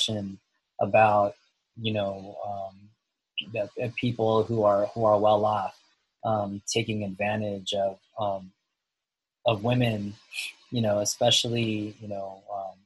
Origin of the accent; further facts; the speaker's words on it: Philippines; I'm from the Philippines